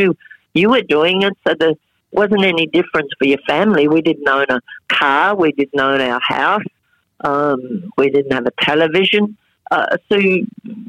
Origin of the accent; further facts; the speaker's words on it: Australia; They came through my hometown